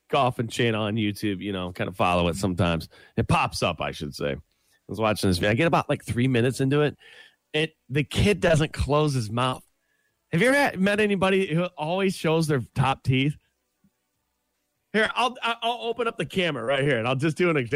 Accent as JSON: {"language": "English", "country": "Canada", "said": "I'm a Canadian, a eh?"}